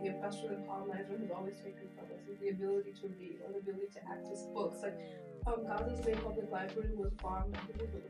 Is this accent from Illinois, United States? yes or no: yes; Chicago, Illinois, United States; I'm from Chicago, from the West Ridge. I was raised on Devon Street